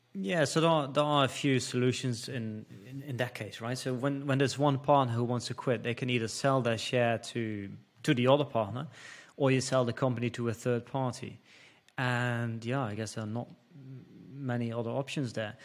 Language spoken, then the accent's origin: English; Netherlands; first language Dutch; English is a second language; moved away as an adult; I'm from the Netherlands, so Dutch is my first language